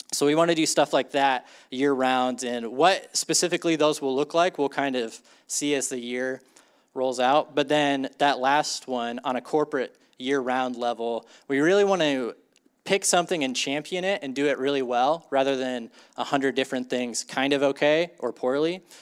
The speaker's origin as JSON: {"language": "English", "town": "Ames", "region": "Iowa", "country": "United States", "tie": "born or raised there", "said": "I grew up in Ames, Iowa, like a pretty normal suburban, uh, childhood"}